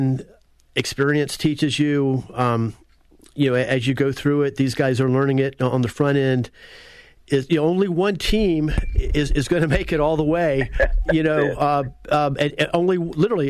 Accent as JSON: {"language": "English", "town": "Apopka", "region": "Florida", "country": "United States", "said": "a true blessing to be from Apopka"}